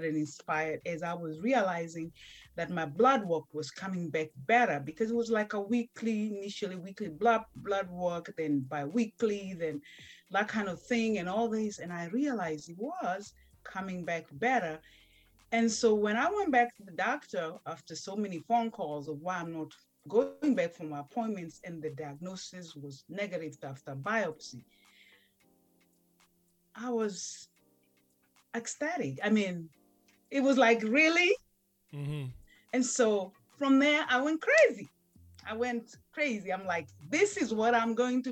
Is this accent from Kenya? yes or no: yes; Kenya; moved away as an adult; now in United States; I was raised and born in Kenya, little village